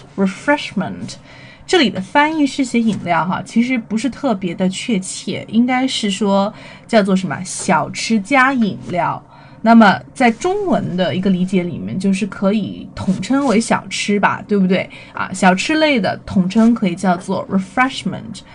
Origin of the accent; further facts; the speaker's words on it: China; 我们中国人都喜欢的这个美食